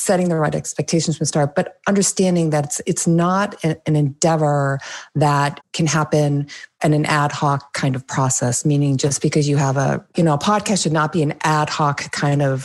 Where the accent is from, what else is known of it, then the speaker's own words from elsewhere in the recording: New England, United States; also born or lived in Phoenix area, Arizona; now in Arizona, United States; I'm from New England. I'm a New Englander. I'm a fast talker, even though I live in the Valley of the Sun like you